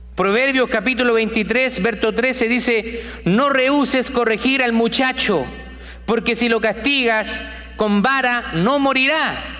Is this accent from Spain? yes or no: no; Chile; also born or lived in South America; now in United States; en mi país, en Chile